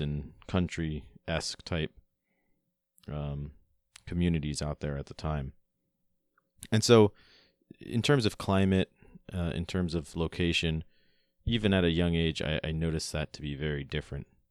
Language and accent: English; Long Island, New York, United States; also born or lived in Florida; When I was about nine years old, my family and I moved from Florida, where I was born and raised, all the way up to New York